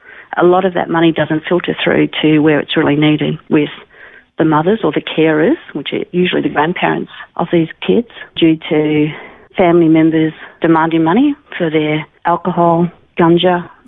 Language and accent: English; Melbourne, Victoria, Australia; moved away as an adult; also born or lived in Geelong, Victoria; now in Alice Springs, Australia; I was actually born in Melbourne.